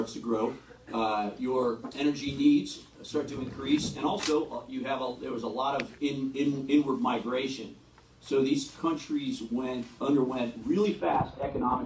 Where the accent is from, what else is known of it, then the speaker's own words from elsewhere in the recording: Cleveland, Ohio, United States; moved away; also born or lived in New York / Dubai / Iraq; it's fantastic to be back in Cleveland. It's my hometown. I haven't lived here for quite a while